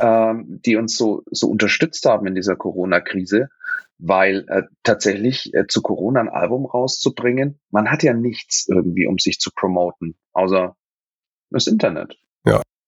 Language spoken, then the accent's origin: German; Nuremberg, Bavaria, Germany; ich als, als gebürtiger Nürnberger